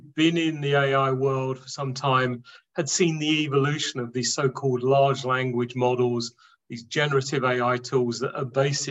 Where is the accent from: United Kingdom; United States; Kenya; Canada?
United Kingdom; London; born and raised in London